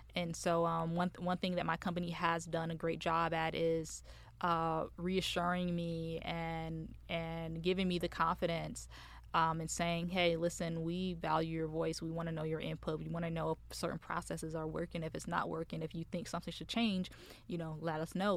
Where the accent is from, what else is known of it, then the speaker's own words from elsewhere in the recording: Michigan, United States; moved away as an adult; now in Dallas, United States; So I am originally from Michigan. Um, I came out here in, to Dallas in two thousand and, uh, two, late two thousand seventeen.